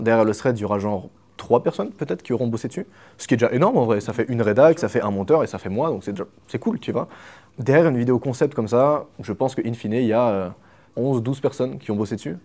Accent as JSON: {"language": "French", "country": "Switzerland", "said": "je suis suisse en plus, donc euh, je suis entouré de vaches"}